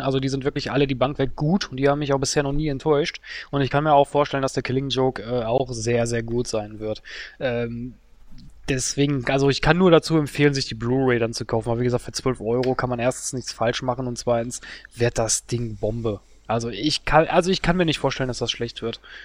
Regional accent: Duisburg, North Rhine-Westphalia, Germany; in meiner Heimatstadt Duisburg

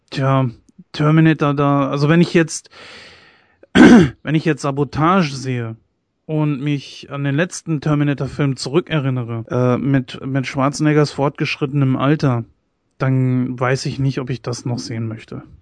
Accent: Germany; ich persönlich als äh, Deutscher, ich kann mir das nicht lange geben.

